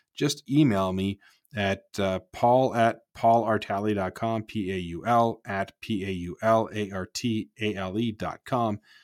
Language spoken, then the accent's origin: English; Markham, Ontario, Canada; moved away; I'm from Markham originally